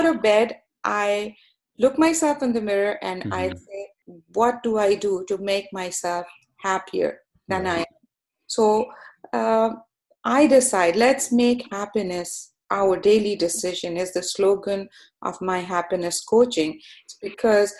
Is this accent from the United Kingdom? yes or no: no; Canada; also born or lived in Pakistan; I am a Canadian, so my heart is in Canada. This is my home